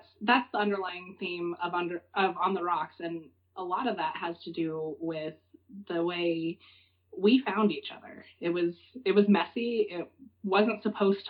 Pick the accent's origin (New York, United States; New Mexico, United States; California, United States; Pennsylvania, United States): New Mexico, United States; eastern; moved away; I grew up in New Mexico. On the eastern side of the state, right on the Texas border, is where I was raised.